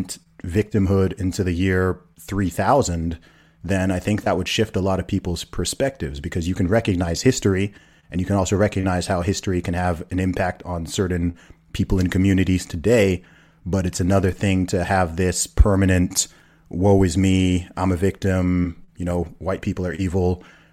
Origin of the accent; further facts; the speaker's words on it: United Kingdom; I'm from the UK. I'm British and Nigerian, so I'm not a Black American.